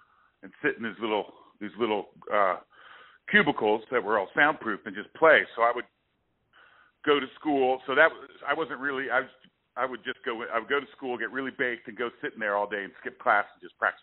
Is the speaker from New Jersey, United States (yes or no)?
yes; Princeton, New Jersey, United States; also born or lived in Hamilton, Ontario, Canada; at 4 months old, I moved to Princeton, New Jersey